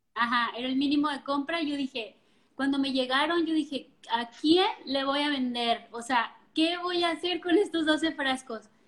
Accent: Colima, Mexico; also born or lived in La Paz; Yo soy originaria de Colima, Colima, y nos fuimos a vivir a La Paz

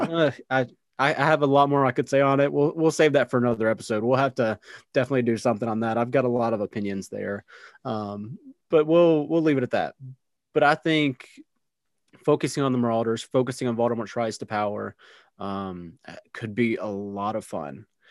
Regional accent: United States; I'm American

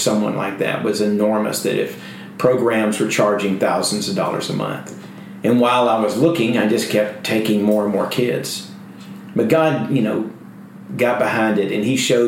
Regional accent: Alabama, United States; moved away as an adult; now in Houston, United States; I came from Alabama in 1979. I was in trouble in my home city

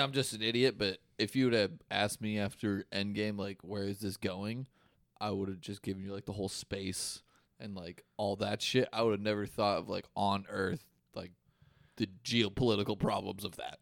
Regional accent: Des Moines, Iowa, United States; I'm fucking from Des Moines, Iowa.

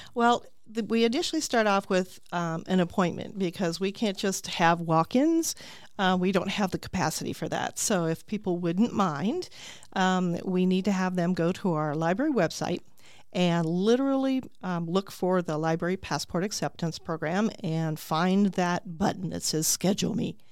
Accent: Tucson, Arizona, United States; also born or lived in California; now in Peoria, United States; I grew up in Tucson

